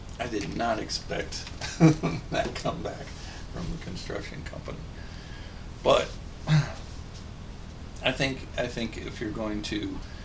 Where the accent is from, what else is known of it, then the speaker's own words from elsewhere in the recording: Kansas, United States; when I was growing up in Kansas, we had a yard